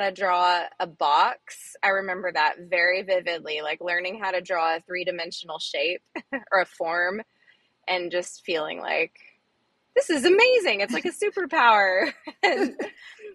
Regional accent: Fort Worth, Texas, United States; also born or lived in Arizona; So I grew up in Texas mostly. I was born in Arizona, but I consider myself a Texan. I went to school and finished high school in Fort Worth

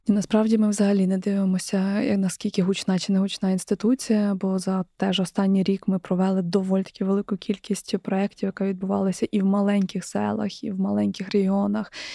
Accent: Ukraine; я з України

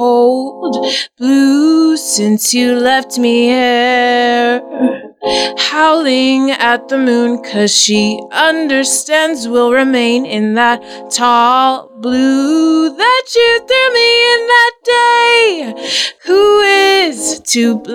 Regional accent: St. George, Utah, United States; also born or lived in Chicago; now in Nebraska, United States; I was born in St. George, Utah, and I was raised in the Mormon church

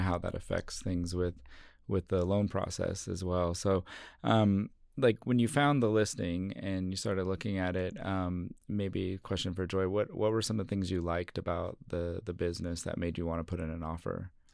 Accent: Southern California, United States; now in Salt Lake City, United States; growing up in Southern California

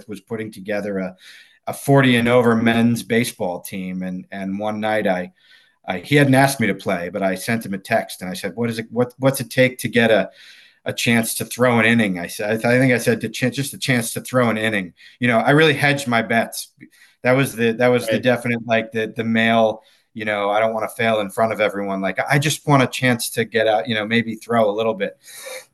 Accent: New England, United States; I grew up in New England

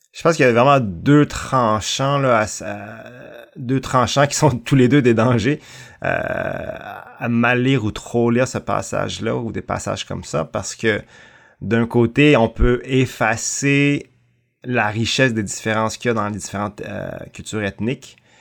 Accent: Canada; also born or lived in Thailand; Je suis euh, chinois, cambodgien, né en Thaïlande, mais vraiment franco-canadien

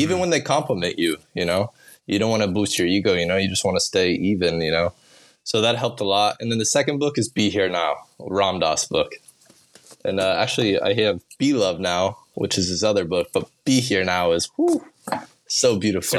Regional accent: Olathe, Kansas, United States; now in Bali, Indonesia; I grew up in Kansas

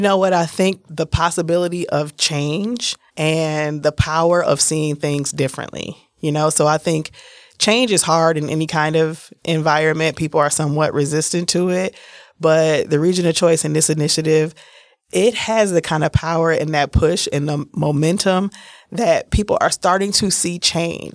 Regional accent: Milwaukee, Wisconsin, United States; accent: a little bit country; also born or lived in San Francisco; I'm from Milwaukee. I'm a Milwaukee native. I was born in San Francisco, but I've been here since I was six weeks old

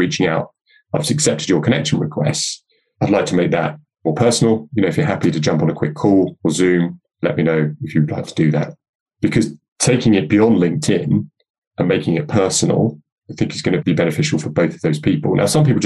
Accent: London, United Kingdom; I grew up in North London back in the sort of 70s and early 80s.

